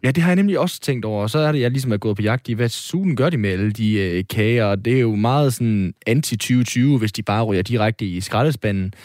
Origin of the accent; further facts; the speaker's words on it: North Jutland, North Denmark Region, Denmark; Jeg er jo nordjyde